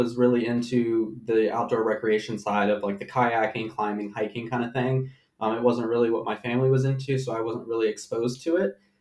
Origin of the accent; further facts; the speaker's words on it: Hanover County, near Richmond, Virginia, United States; also born or lived in Steamboat Springs, Colorado; I grew up in Hanover. I went to Attlee, so I am local to Richmond-ish.